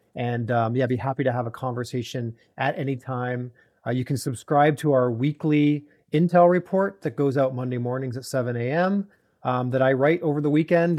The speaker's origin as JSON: {"language": "English", "town": "Toronto", "region": "Ontario", "country": "Canada", "tie": "born or raised there", "moved": "yes", "said": "I grew up in Toronto"}